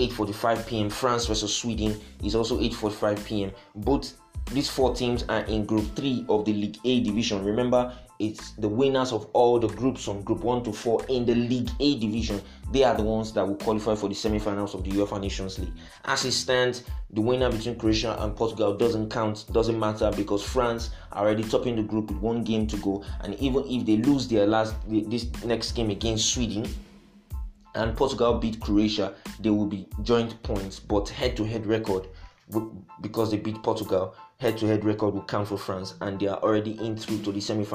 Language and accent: English; Nigeria; being a Nigerian